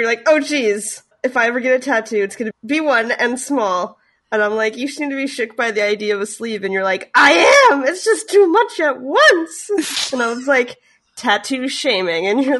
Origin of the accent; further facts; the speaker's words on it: Canada; I'm French Canadian.